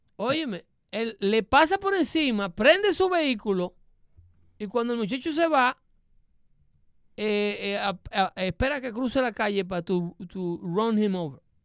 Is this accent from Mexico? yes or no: no; Dominican Republic; vengo de ahí, porque soy dominicano